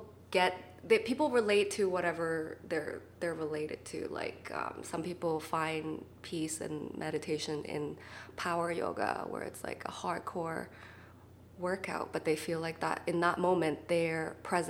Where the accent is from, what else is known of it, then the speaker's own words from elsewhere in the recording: Vancouver, British Columbia, Canada; I'm from Vancouver